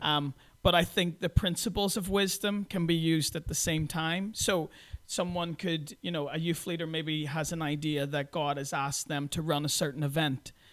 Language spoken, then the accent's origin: English; Belfast, Northern Ireland, United Kingdom; moved away as an adult; also born or lived in Brooklyn, New York / Krasnoyarsk, Russia; I'm originally from Belfast in Northern Ireland.